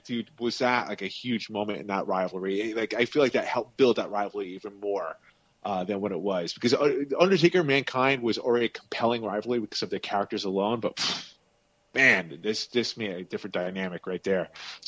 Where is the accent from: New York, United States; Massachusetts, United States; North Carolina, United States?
New York, United States; Long Island; My hometown on Long Island.